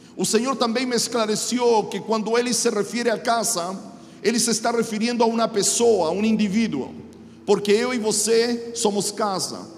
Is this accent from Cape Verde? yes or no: no; Chile; Portuguese is a second language; now in Mogi das Cruzes, Brazil; sou chileno, moro em Mogi das Cruzes, São Paulo